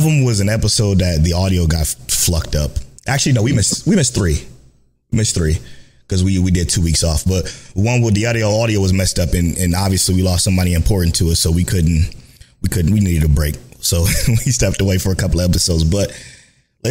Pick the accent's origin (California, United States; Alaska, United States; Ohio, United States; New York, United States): Ohio, United States; Cleveland; we're from Cleveland, the boys are from Cleveland